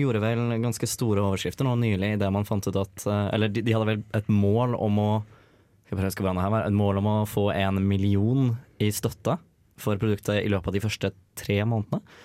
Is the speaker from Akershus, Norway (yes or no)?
no; Oslo, Norway; moved away; Jeg kommer fra Oslo